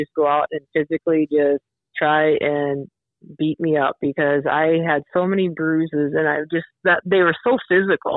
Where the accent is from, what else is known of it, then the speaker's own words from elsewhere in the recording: Wagner, South Dakota, United States; also born or lived in Watertown / Vermillion; I had such great teachers growing up in Wagner.